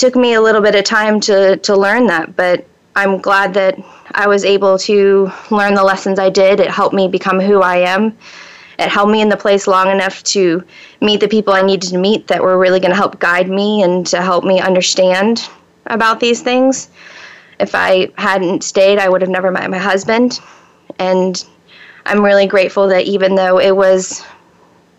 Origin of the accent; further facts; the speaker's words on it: Gainesville, Florida, United States; moved away as an adult; also born or lived in western North Carolina; I was born in Florida, and I was raised in North Central Florida, in Gainesville.